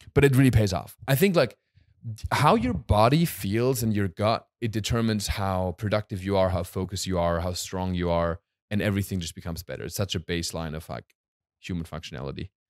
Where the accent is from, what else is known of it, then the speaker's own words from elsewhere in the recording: Hochschwarzwald, Baden-Württemberg, Germany; moved away; in my hometown, in Eibisbach, Mochschwarzwald